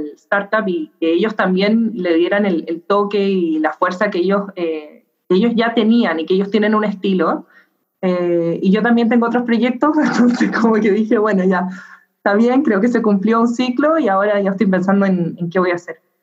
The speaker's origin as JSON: {"language": "Spanish", "country": "Chile", "said": "yo soy chilena"}